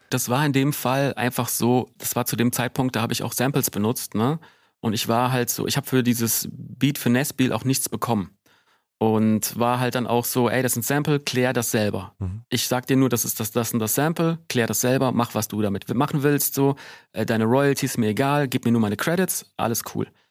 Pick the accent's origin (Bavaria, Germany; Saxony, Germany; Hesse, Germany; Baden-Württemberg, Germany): Hesse, Germany; Wiesbaden; bei uns in Wiesbaden gab es den Schlachthof und ich bin so einer von diesen nervigen Kids gewesen